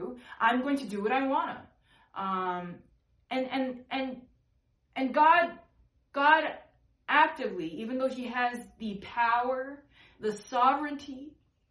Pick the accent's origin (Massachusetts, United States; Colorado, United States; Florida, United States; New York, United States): New York, United States; I come from New York, and I really love these people, and I've wrestled with my sexuality as well, like, growing up in New York.